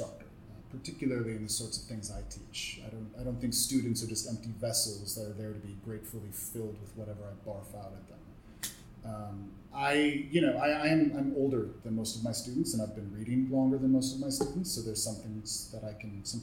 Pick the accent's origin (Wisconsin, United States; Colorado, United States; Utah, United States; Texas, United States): Wisconsin, United States; Milwaukee; also born or lived in California / South America; now in Toronto, Canada; I'm from Milwaukee, Wisconsin. I'm from the Rust Belt of the United States